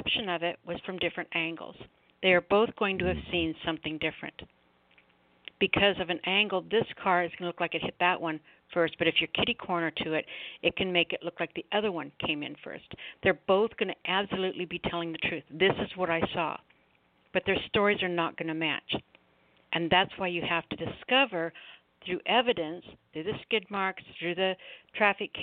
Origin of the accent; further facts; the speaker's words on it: United States; as American people